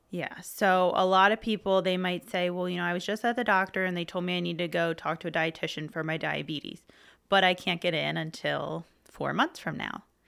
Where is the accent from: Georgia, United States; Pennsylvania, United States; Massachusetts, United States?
Pennsylvania, United States; Middletown; now in Hershey, United States; I grew up in Middletown.